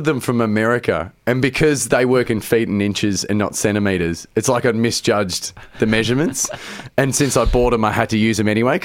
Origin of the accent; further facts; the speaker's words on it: Geelong, Victoria, Australia; I grew up in Geelong. I was a surfy kid